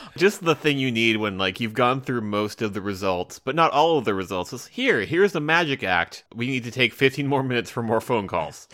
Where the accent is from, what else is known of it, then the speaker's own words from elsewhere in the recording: United States; I'm an American